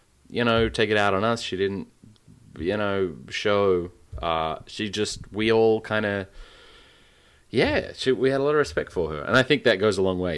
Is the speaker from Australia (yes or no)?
yes; Western Australia, Australia; my home state